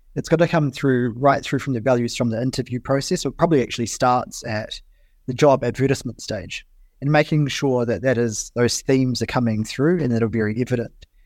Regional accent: New Zealand; as a New Zealander

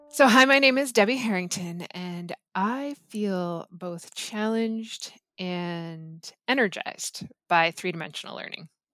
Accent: Gravenhurst, Ontario, Canada; I'm from Gravenhurst, Ontario, so I'm from Muskoka, cottage country.

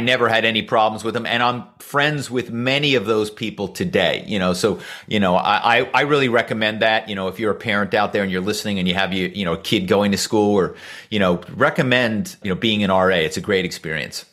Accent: Philadelphia, Pennsylvania, United States; I grew up in Philadelphia

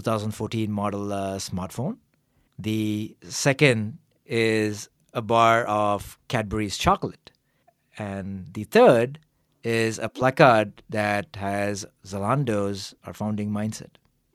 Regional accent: Chennai, Tamil Nadu, India; moved away as an adult; also born or lived in United States; now in Berlin, Germany; I'm originally from Chennai, a city in the southern part of India. After I did my undergraduate degree in engineering, I went to the US for graduate school, ended up spending 12 years there, and now here in Germany.

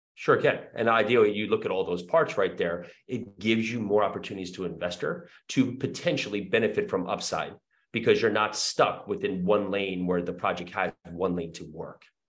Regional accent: New Jersey, United States; moved away as an adult; also born or lived in New York City; now in Murfreesboro, United States; I was born and raised in New Jersey.

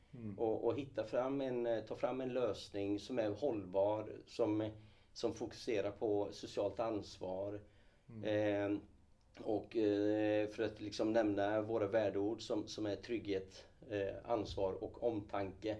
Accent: Falköping, Västra Götaland, Sweden; moved away as an adult; also born or lived in Kurdistan, Iraq; now in Gothenburg, Sweden; jag är uppvuxen eh, ute på Slätta från Skaraborg från ja. början. Falköping fram tills jag eh, flyttade då till Göteborg efter gymnasieskolan

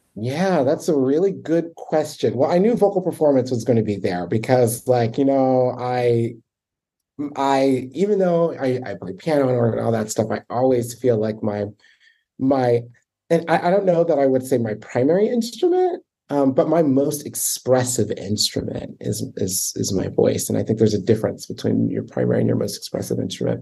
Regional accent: Baltimore, Maryland, United States; I grew up in Baltimore

